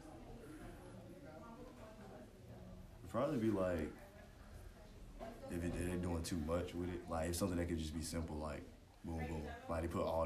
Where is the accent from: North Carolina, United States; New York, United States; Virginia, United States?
North Carolina, United States; Raeford; I'm from Rayford, North Carolina.